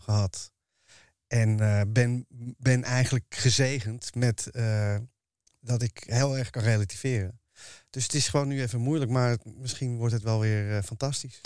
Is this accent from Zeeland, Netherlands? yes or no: no; Amsterdam, North Holland, Netherlands; ik ben een Amsterdammer en daarvoor is Ajax mijn club